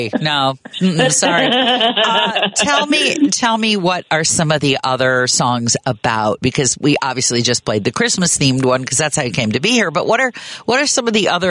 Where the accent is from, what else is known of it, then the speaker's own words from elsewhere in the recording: north of Chicago, Illinois, United States; moved away as an adult; also born or lived in Manhattan, Kansas / Bay Area, California; When we moved from the Bay Area back to Chicago, and I grew up north of the city